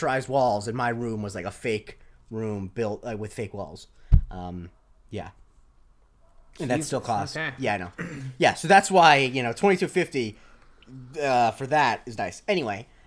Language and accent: English; Florida, United States; moved away; the orthopedic surgeons back in Florida, as you might imagine, because of all the old people, were uber wealthy. Like, they were like probably the richest people in my hometown